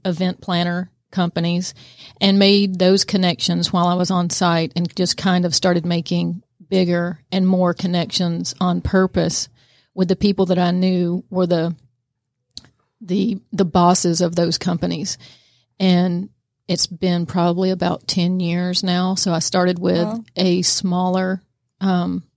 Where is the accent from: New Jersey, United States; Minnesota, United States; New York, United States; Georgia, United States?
Georgia, United States; Kennesaw; also born or lived in Woodstock, Georgia / Canton, Georgia; I am a Georgia native. I grew up in Kennesaw, Georgia, and then migrated to Woodstock and then to Canton, where I've been for 20 years.